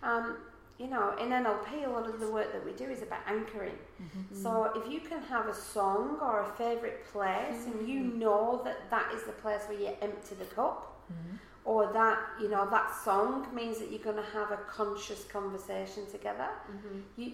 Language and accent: English; Manchester, North West England, United Kingdom; now in Australia; I'm from Manchester in England